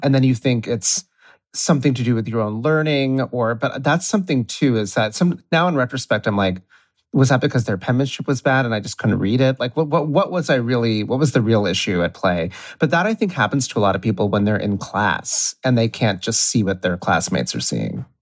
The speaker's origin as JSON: {"language": "English", "region": "Ohio", "country": "United States", "moved": "yes", "lives_now": "New York, United States", "said": "I'm from Ohio."}